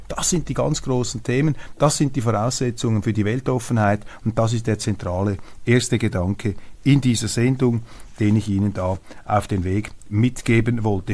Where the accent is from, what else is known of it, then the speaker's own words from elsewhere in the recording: Switzerland; als Schweizer